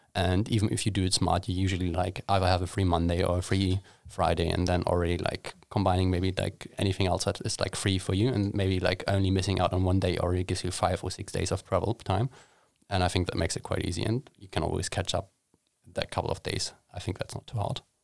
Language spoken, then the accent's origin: English; Hamburg, Germany; moved away as an adult; now in Sweden; I traveled home back to Hamburg